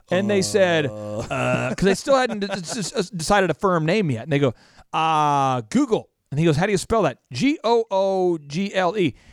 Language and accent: English; Minnesota, United States; I'm from Minnesota, where a lot of my friends were named Rauschendorfer